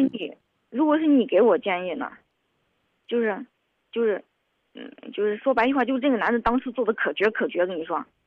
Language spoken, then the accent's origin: Chinese; Henan, China; moved away; also born or lived in Shanxi; 我是河南的